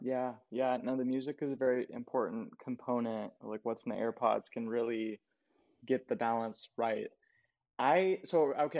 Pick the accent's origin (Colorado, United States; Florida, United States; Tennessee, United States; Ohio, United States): Colorado, United States; moved away as an adult; also born or lived in Jersey City; now in New York, United States; I grew up in Colorado